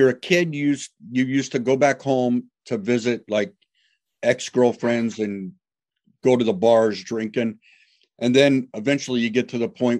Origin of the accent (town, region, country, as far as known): Ohio, United States; born or raised there; now in Salisbury, Massachusetts, United States